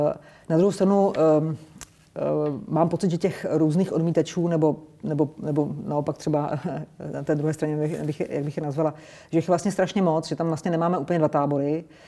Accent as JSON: {"language": "Czech", "country": "Czechia", "said": "jsme Češi, jsme Evropani"}